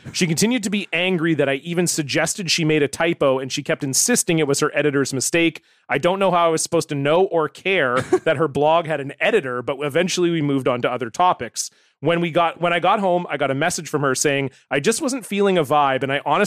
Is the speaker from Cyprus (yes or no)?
no; Canada; my guy, Canadian guy from my hometown, Andy Anderson